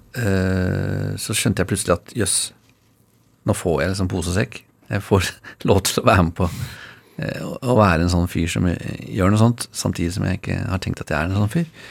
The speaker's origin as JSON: {"language": "Norwegian", "region": "Oslo", "country": "Norway", "tie": "born or raised there", "said": "Jeg eh, bor der jeg vokste opp"}